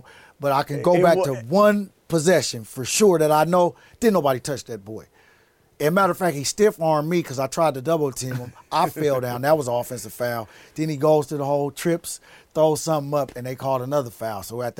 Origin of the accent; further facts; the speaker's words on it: Seattle, Washington, United States; I was raised in Seattle. I grew up.